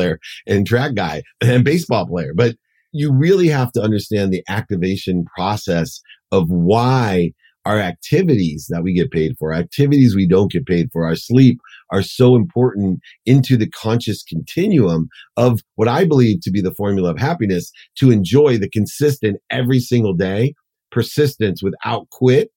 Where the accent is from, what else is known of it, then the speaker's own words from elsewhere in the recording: Akron, Ohio, United States; growing up in Akron, poor mom, two jobs, packing my dinner.